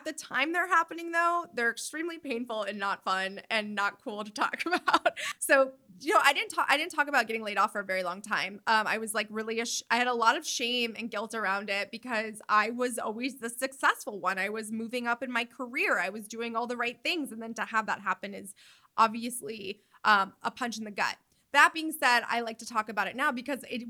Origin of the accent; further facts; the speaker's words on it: New York, United States; moved away as an adult; now in Los Angeles, United States; I live in New York. I'm a New Yorker. Like, this is who I am